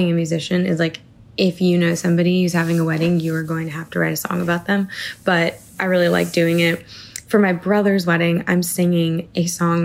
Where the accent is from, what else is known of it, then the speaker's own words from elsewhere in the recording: Portland, Maine, United States; moved away; I get to go back to Maine, where I'm from